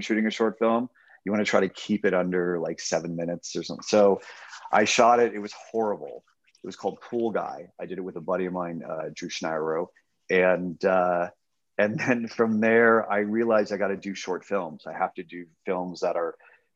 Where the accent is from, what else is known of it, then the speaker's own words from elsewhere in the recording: Los Angeles, California, United States; growing up in Los Angeles, I grew up in the San Fernando Valley